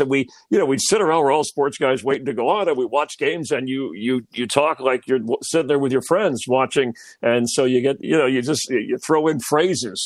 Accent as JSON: {"language": "English", "town": "Miami", "region": "Florida", "country": "United States", "tie": "born or raised there", "said": "in Miami, uh, South Florida, growing up as a kid"}